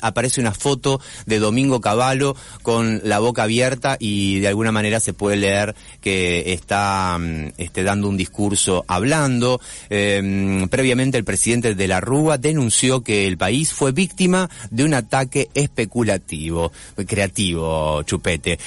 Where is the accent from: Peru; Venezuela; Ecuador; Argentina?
Argentina; Santa Fe; Como periodista santafesino